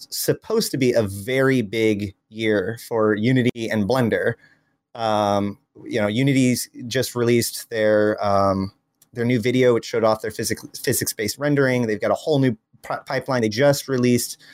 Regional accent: United States; As an American

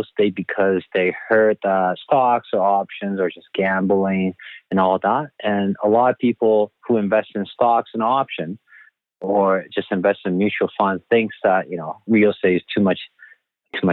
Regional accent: Taiwan; moved away as an adult; also born or lived in Vancouver, Canada; now in Toronto, Canada; I grew up in Taiwan, moved to Vancouver

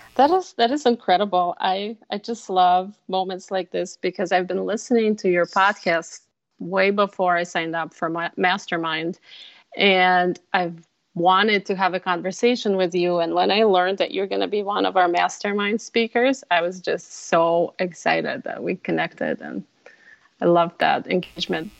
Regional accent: Russia; now in Minnesota, United States; I'm originally from Russia. I spent half of my life, my first part of my life in Russia, and half here in Minnesota.

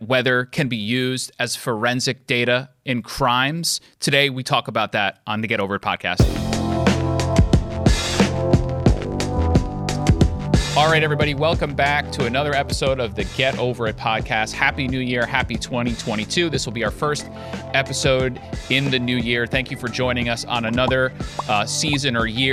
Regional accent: Rockland County, New York, United States; I grew up in Rockland County.

